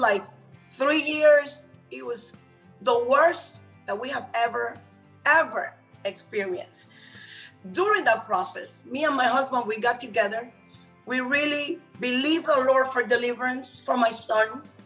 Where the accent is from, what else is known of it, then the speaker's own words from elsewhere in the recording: Puerto Rico; moved away as an adult; also born or lived in Cuba; now in Miami, United States; I came to United States because I was raised in Puerto Rico